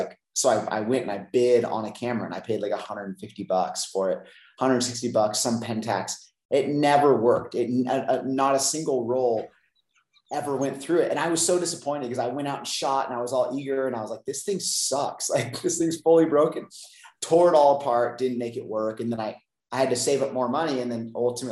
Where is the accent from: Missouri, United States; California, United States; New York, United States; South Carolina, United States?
California, United States; San Luis Obispo; I grew up in Central California, San Luis Obispo area